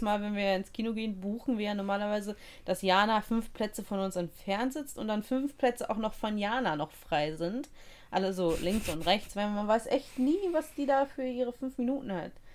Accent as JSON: {"language": "German", "country": "Russia", "moved": "yes", "lives_now": "Germany", "said": "Als Russin"}